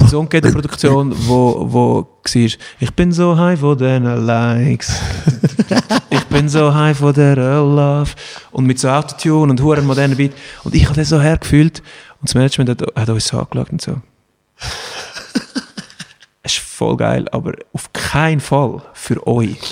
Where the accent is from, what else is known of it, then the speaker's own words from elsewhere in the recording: Switzerland; das ist halt die Schweizer Mentalität. Wir sind ja auch ein Polyglot